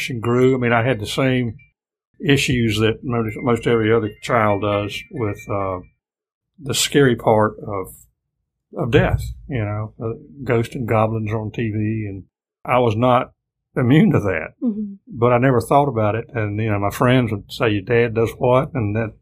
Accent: Greensboro, North Carolina, United States; I grew up in Greensboro and went to Lindley Elementary School, Kaiser Middle School, and Grimsley High School

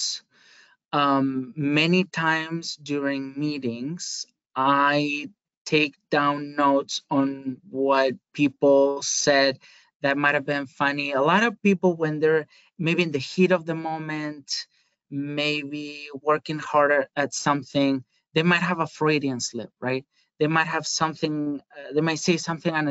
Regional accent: Spain; moved away; I am originally from Spain. I am not from the Basque Country

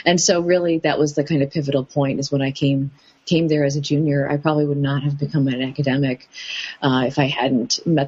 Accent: Mandi Bahauddin, Punjab, Pakistan; now in United States; I'm from Mandi Bahawdeen, which is a small town in small rural town in Punjab, and I went to college in Punjab.

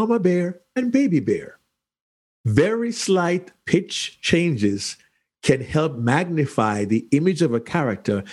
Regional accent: Kingston, Jamaica; moved away; As a small child growing up in Kingston, Jamaica

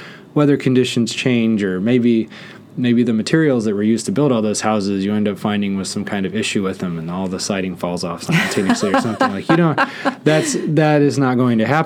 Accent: Netherlands; moved away; I grew up in the Netherlands

